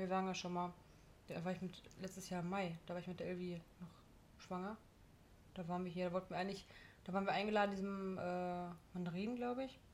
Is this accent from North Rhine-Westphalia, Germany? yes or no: yes; Gladbeck, North Rhine-Westphalia, Germany; bei uns in Gladbeck